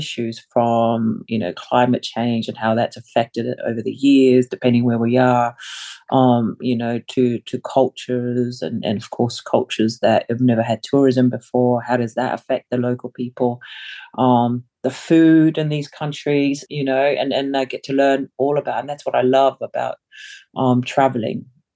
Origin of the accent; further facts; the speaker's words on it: Wellington, New Zealand; English is a second language; also born or lived in Samoa; now in London, United Kingdom; I grew up in New Zealand. I've lived in London longer than I have lived in New Zealand now, coming to 25 years.